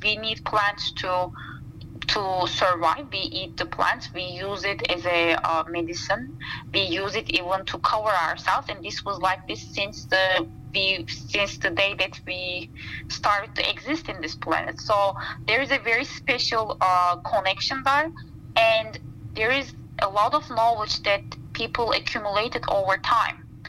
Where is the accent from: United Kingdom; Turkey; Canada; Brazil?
Turkey; Istanbul; moved away as an adult; also born or lived in Black Sea region, Turkey / eastern Turkey / Montana, United States; now in Madison, United States; Istanbul feels like home to me um, since I was born and raised there